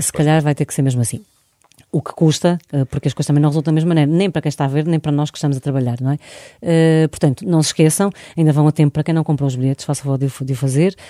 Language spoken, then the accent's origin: Portuguese; Porto, Norte, Portugal; não somos de lá, somos do Porto